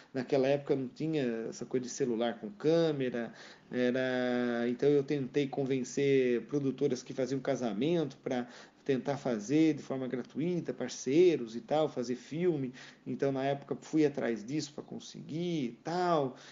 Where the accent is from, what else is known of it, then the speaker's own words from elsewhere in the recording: Rio Claro, São Paulo, Brazil; moved away as an adult; also born or lived in Porto Feliz; now in France; nasci na cidade de Porto Feliz, e mas morei desde os meus dois anos de idade até, né, antes de vir para cá para a França, morei toda a minha vida em Rio Claro